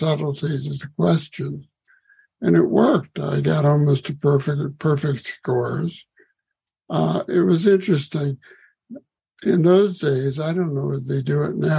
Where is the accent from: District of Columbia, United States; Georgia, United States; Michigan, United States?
District of Columbia, United States; Washington; I grew up in Washington, D.C.